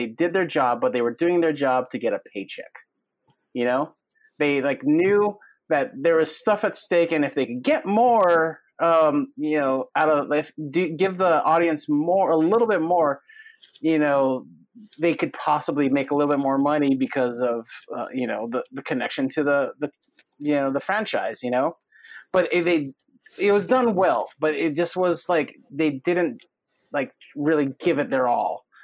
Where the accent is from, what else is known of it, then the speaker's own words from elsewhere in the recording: Philippines; I'm from the Philippines. I'm from the Philippines.